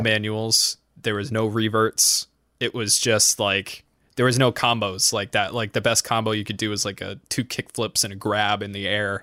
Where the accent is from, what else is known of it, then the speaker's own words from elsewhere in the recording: New England, United States; I'm from New England